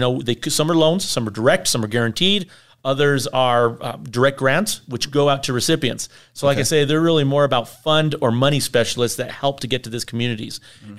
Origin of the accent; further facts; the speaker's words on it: Capulin, Colorado, United States; Well, I'm from the San Luis Valley, a little community called Copulin, Colorado, which is located in Canales County.